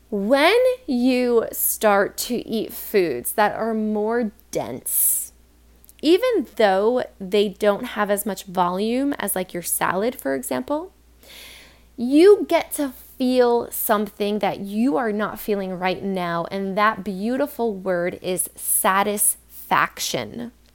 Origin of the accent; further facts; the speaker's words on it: New York, United States; I'm from New York